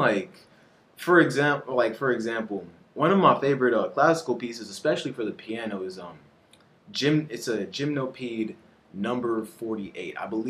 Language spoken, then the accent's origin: English; Belize; now in United States; So I grew up in Belize, and they didn't really freestyle too much over there in like my home country.